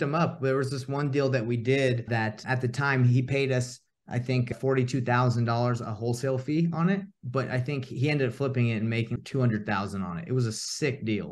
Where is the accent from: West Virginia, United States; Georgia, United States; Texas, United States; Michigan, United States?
Georgia, United States; Atlanta; moved away as an adult; now in Utah, United States; I grew up in Atlanta, Georgia. and originally born in Utah, and I actually made my way back. I actually live in Utah now